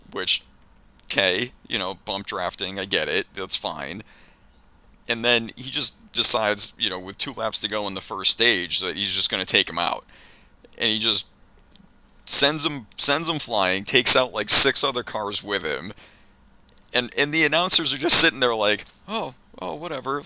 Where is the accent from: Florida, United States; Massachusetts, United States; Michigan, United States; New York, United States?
Massachusetts, United States; outside of Boston; I grew up like outside of Boston during like the very end of the Bird and McHale era